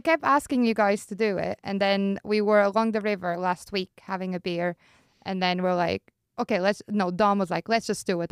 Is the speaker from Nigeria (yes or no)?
no; Porto, Norte, Portugal; moved away as an adult; also born or lived in Ireland; now in Switzerland; I'm from Porto and it's a beautiful city